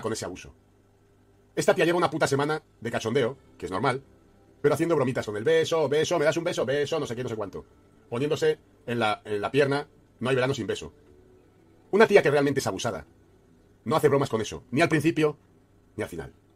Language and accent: Spanish; Spain; moved away; He nacido en España, soy español